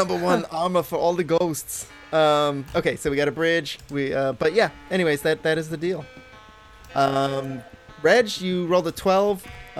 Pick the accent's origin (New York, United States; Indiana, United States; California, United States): California, United States; San Francisco; I'm from San Francisco.